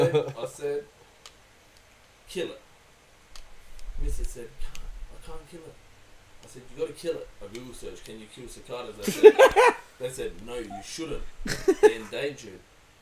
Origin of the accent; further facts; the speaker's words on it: Australia; Like, where are you from? I'm like, Australia.